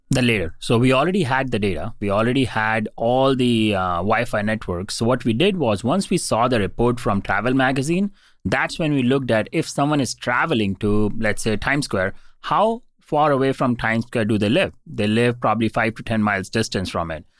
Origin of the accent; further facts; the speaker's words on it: India; moved away as an adult; I was born and raised in India